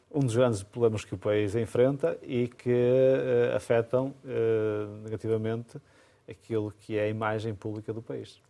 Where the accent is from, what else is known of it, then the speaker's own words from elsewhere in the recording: Amarante, Norte, Portugal; É a minha terra, a terra onde eu nasci